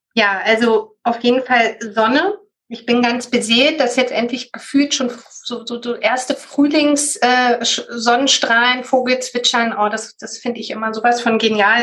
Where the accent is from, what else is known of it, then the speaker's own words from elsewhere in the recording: Berlin, Germany; Das ist Berlin und war bisher auch schon immer Berlin. Ja, bin eine Berliner Pflanze